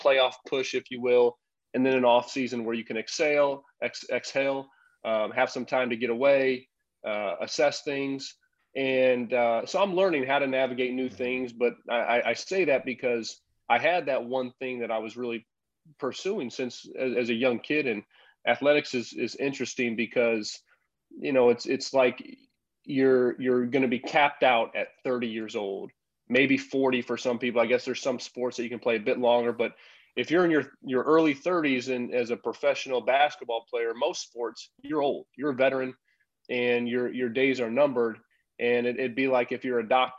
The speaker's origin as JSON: {"language": "English", "town": "Champaign", "region": "Illinois", "country": "United States", "tie": "born or raised there", "also_born_or_lived": "Europe", "moved": "as an adult", "said": "I'm back here in my hometown with my wife, Teresa"}